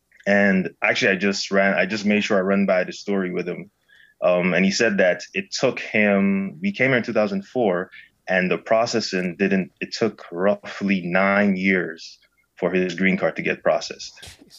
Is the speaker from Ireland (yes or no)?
no; Guyana; born there; also born or lived in Saint Lucia; So I moved here from St. Lucia, but I was born in another country called Guyana.